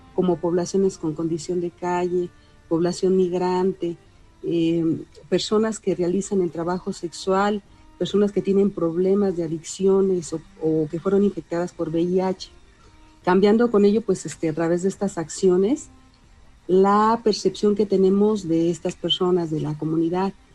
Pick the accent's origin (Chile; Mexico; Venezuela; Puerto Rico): Mexico; el arraigo que tenemos como sociedad mexicana